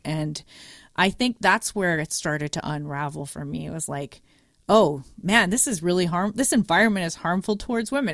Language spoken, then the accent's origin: English; Montreal, Quebec, Canada; moved away; I am coming from Montreal. We finish in grade eleven, not grade twelve, as everywhere else in Canada and U S is twelve, but Quebec is weird